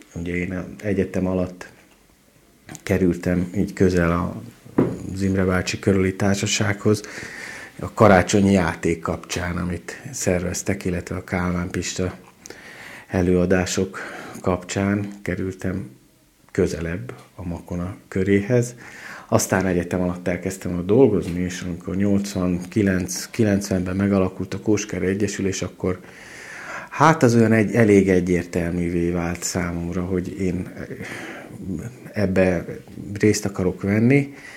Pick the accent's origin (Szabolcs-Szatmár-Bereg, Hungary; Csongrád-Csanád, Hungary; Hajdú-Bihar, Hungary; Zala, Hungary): Hajdú-Bihar, Hungary; Debrecen; moved away as an adult; also born or lived in Budapest; now in Szombathely, Hungary; életemben előtte kétszer jártam Szombathelyen, Debreceniként